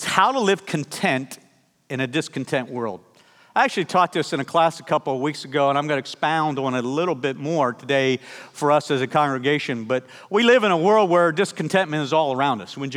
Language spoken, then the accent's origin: English; Pennsylvania, United States; we grew up in Pennsylvania